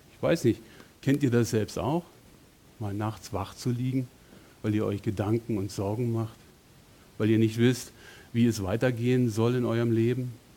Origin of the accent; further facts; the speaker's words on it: Berlin, Germany; moved away as an adult; also born or lived in Bonn; meine Heimat in Berlin mit meiner Frau zu verlassen und von dort wegzugehen, Familie, Freunde, Gemeinde, alles weg hinter mir zu lassen und nach Bonn zu ziehen